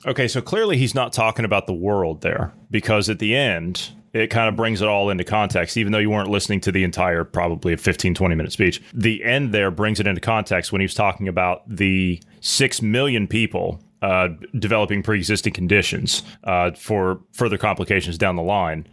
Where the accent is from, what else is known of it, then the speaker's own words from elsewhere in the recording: Ohio, United States; I'm from Ohio